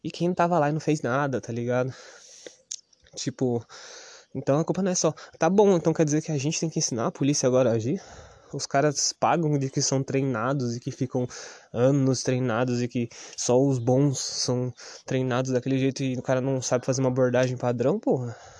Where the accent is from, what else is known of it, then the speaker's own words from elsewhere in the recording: Ubatuba, São Paulo, Brazil; sou do Estufa 2, pô, o Estufa 2, quando eu era moleque, era pior do que Piranguinha